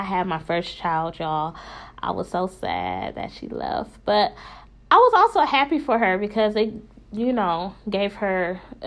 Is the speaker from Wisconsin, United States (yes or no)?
yes; Wisconsin, United States